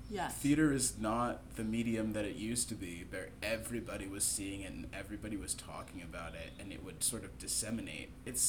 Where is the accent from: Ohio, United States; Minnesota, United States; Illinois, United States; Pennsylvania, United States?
Ohio, United States; moved away as an adult; now in New York City, United States; I'm from Ohio where we don't have theater